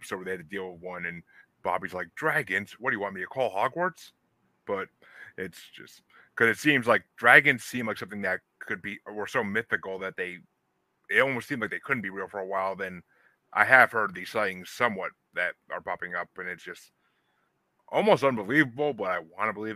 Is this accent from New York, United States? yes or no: yes; New York, United States; now in Massachusetts, United States; I'm from New York originally, so New Jersey kind of was like a neighbor